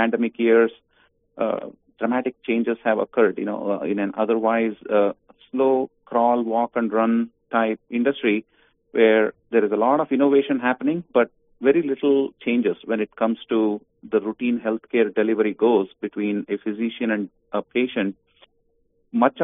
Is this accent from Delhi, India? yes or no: no; Bangalore, Karnataka, India; moved away as an adult; also born or lived in Virginia; now in United States; I grew up in India, Bangalore, in South India, until I was 22, and I came as a foreign student to Virginia Tech